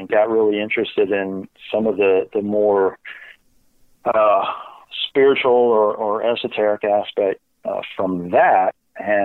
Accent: North Carolina, United States; also born or lived in Virginia; I grew up in North Carolina

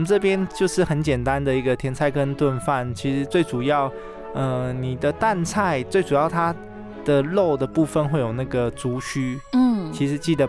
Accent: Taoyuan, Taiwan; 然后因为我本身我是桃园人，然后其实。呃，我们桃园有那种马祖新村，其实蛮多马祖人都在桃园定居

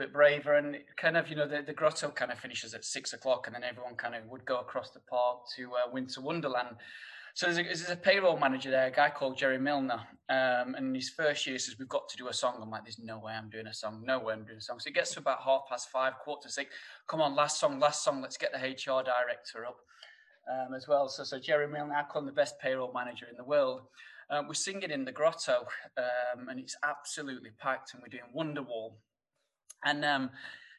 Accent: Sheffield, Yorkshire and the Humber, United Kingdom; accent: thick northern; you'll probably tell by my thick northern accent that... coming from Sheffield

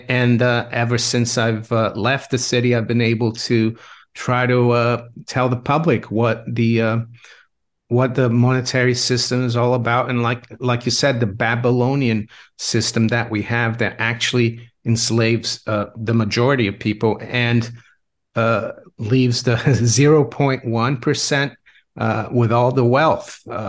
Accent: Brazil; English is a second language; now in United Kingdom; Well, I grew up in Brazil, where we had a lot of inflation, so I was always interested in money. I've been in the UK since 1992.

